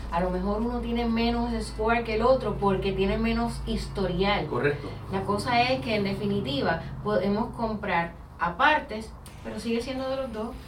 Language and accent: Spanish; Puerto Rico; now in Florida, United States; Y es que habemos muchas personas acá en la Florida que venimos de Puerto Rico, de otros lugares.